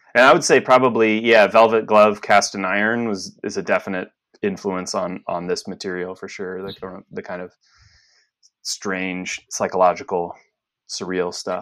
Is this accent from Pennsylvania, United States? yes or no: yes; Lewisburg, Pennsylvania, United States; I grew up in central Pennsylvania, largely, a little town called Lewisburg